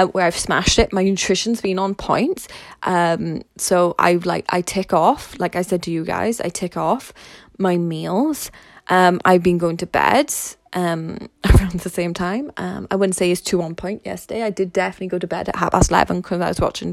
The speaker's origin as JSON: {"language": "English", "region": "Wales", "country": "United Kingdom", "said": "I'm Welsh"}